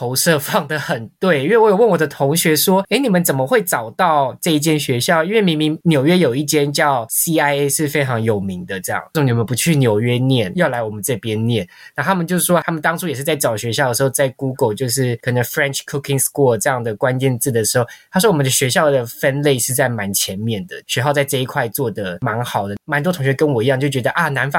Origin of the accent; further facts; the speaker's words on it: Taipei, Taiwan; 然后因为我是台北人，我就觉得那我花一百多万再来住另外一个都市，不如去南法体验看看法国的乡村生活。